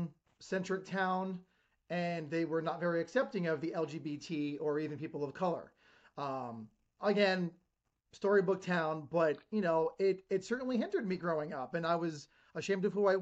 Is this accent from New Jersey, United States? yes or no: yes; Ridgewood, New Jersey, United States; moved away as an adult; So I grew up in Ridgewood, New Jersey. I lived there over 25 years. It was a bougie town.